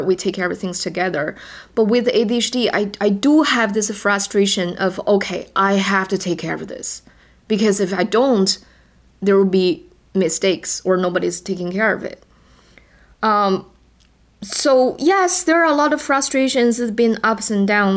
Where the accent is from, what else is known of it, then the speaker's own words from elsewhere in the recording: China; first language Chinese; English is a second language; moved away; my first language is not English. I am Chinese. My native language is Chinese